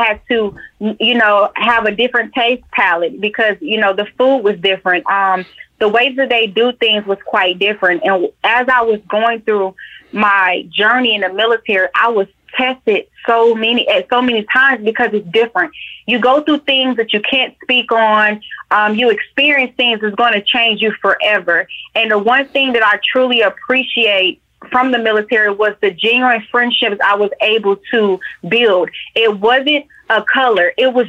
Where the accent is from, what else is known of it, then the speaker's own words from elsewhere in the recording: Atlanta, Georgia, United States; Georgia bred and born. I am from Atlanta, born in Georgia Baptist.